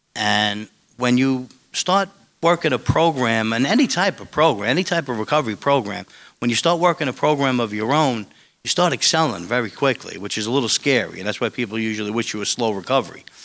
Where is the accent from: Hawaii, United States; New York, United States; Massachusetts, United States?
New York, United States; New York City; where I grew up in Staten Island